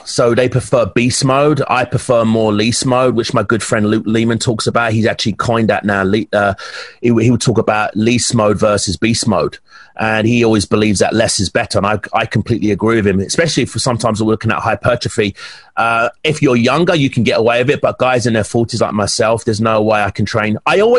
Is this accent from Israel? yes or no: no; England, United Kingdom; you do know I'm from England, right? Us English guys are pretty, you know, we're very intense.